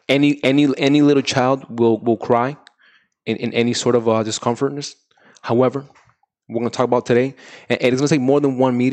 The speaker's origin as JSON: {"language": "English", "country": "Dominican Republic", "tie": "born or raised there", "also_born_or_lived": "New York", "moved": "yes", "lives_now": "United States", "said": "I grew up in the Dominican Republic. I was raised there."}